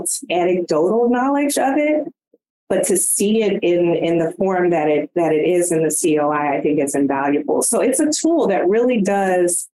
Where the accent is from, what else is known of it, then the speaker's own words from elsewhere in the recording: California, United States; moved away; I am a transplant from California, deep roots out there